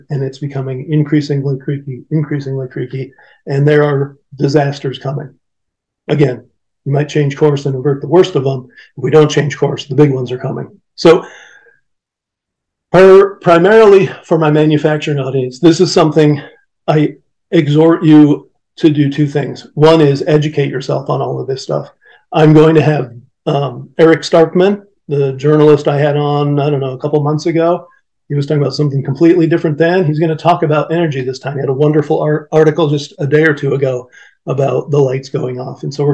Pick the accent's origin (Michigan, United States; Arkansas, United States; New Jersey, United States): Michigan, United States; right here in my home state of Michigan